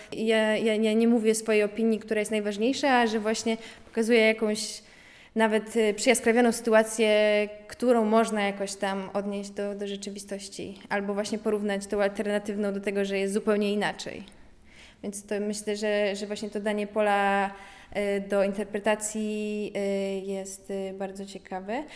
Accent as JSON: {"language": "Polish", "country": "Poland", "said": "jestem właśnie z Polonii, Polonii y, po grecku"}